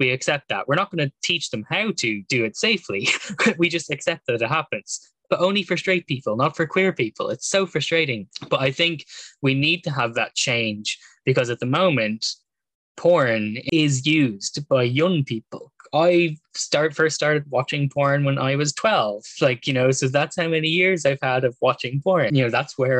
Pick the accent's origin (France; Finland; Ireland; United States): Ireland; we grew up in Ireland, which has such a skewed relationship to sex